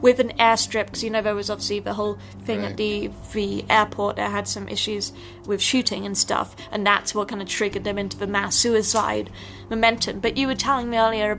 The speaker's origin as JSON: {"language": "English", "region": "England", "country": "United Kingdom", "moved": "yes", "said": "I'm obviously from England."}